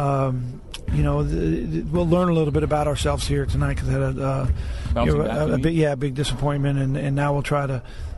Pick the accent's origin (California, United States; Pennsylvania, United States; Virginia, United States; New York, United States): California, United States; Southern; I was born and raised in Southern California